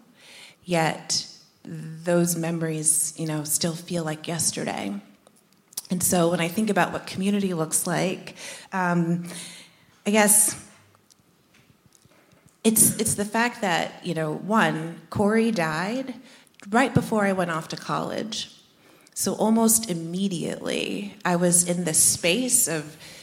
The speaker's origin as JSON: {"language": "English", "region": "New Jersey", "country": "United States", "tie": "born or raised there", "said": "We grew up in Jersey, about an hour outside of the city"}